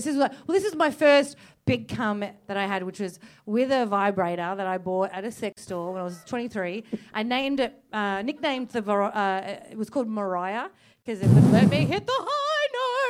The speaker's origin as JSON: {"language": "English", "town": "Werribee", "region": "Victoria", "country": "Australia", "said": "I'm from Werribee"}